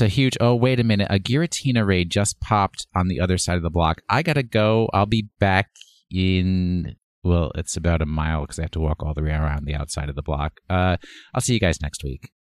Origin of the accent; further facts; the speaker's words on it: United States; I'm, I'm an American. I, I sp-, say it the American way